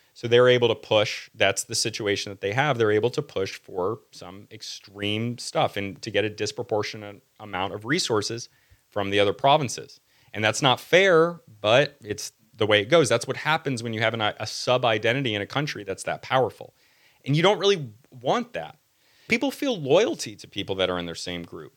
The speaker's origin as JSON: {"language": "English", "country": "United States", "said": "I'm American"}